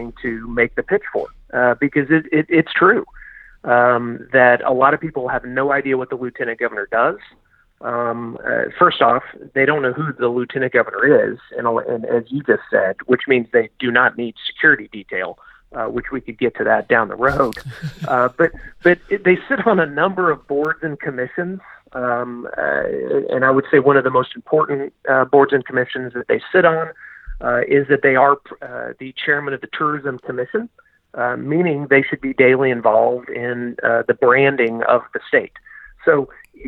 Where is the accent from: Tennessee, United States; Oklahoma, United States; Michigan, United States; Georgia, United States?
Oklahoma, United States; I'm from Oklahoma